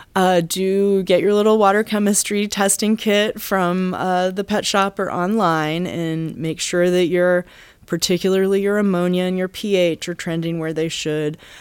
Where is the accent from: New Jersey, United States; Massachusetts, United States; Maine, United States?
Massachusetts, United States; now in Baltimore, United States; I'm from Massachusetts